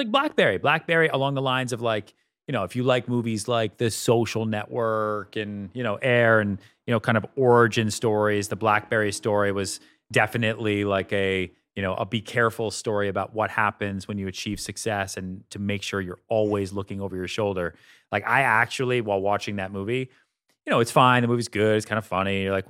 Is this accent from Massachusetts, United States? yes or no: yes; Boston, Massachusetts, United States; I'm like white from Boston. I don't eat spicy food.